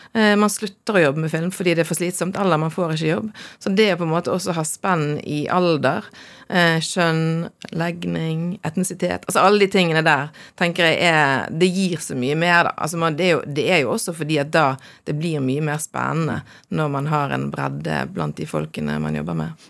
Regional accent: Bergen, Vestland, Norway; jeg er faktisk vokst opp i en eh, drabantby. Ja. Fyllingsdal i Bergen

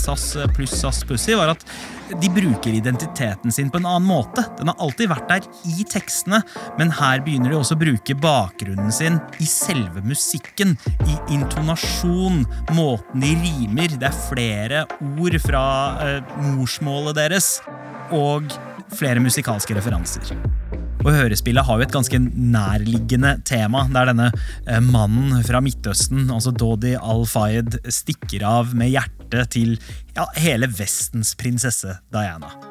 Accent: Norway; minner som definerer oss som nordmenn

